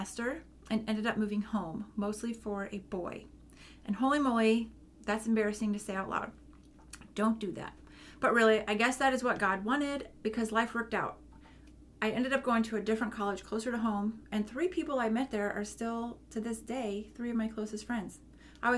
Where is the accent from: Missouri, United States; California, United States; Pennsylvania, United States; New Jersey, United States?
Missouri, United States; St. Louis; I was born in St. Louis, Missouri in 1981